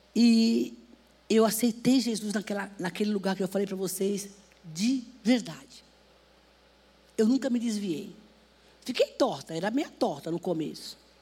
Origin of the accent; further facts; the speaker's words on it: Northeast Region, Brazil; now in São Paulo, Brazil; eu vim do Nordeste